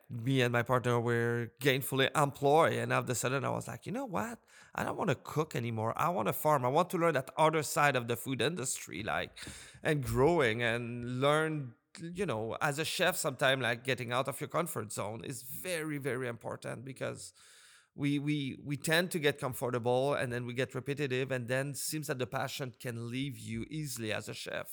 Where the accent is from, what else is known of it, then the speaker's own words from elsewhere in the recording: Montreal, Quebec, Canada; also born or lived in British Columbia; now in Nova Scotia, Canada; I'm originally from Montreal